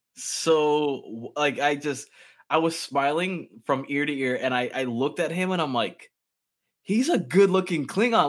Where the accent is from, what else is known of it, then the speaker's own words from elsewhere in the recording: West Palm Beach, Florida, United States; I've lived in Florida all my life, but I've only lived in, like, this small radius my entire life.